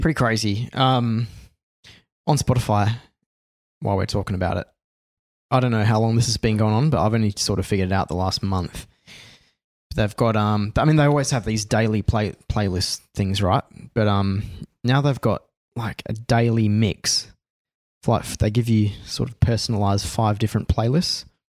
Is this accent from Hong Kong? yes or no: no; Australia; being an Aussie